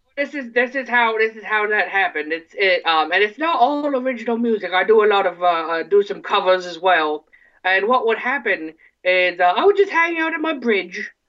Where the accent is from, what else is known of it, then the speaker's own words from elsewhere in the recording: Ortonville, Michigan, United States; I'm originally from Ortonville, Michigan